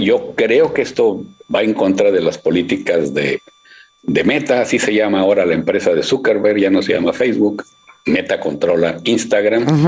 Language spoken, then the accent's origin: Spanish; Monterrey, Nuevo León, Mexico; yo soy de Monterrey